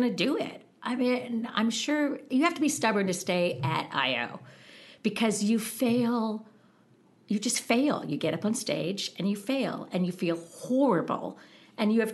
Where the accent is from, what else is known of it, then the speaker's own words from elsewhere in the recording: Massachusetts, United States; moved away as an adult; also born or lived in Chicago / Los Angeles; we grew up in Massachusetts in predominantly Catholic